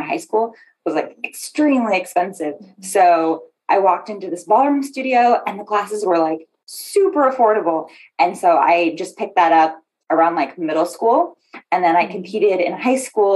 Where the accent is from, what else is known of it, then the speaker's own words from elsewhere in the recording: Los Gatos, California, United States; I am from the Bay Area, Los Gatos specifically. So born and raised Californian